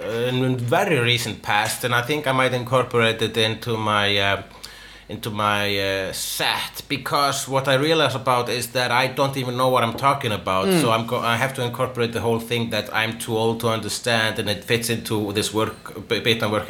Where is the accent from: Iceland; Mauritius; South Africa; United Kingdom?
Iceland; I'm Icelandic.